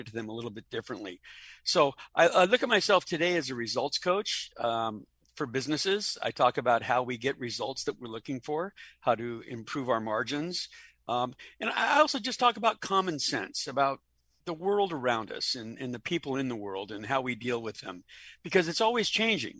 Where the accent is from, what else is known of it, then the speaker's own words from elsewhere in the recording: Los Angeles, California, United States; now in Orlando, United States; I'm originally from Los Angeles, born and raised on the West Coast in California